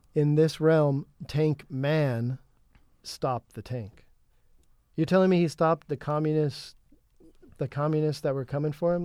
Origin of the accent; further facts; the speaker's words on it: California, United States; I'm from California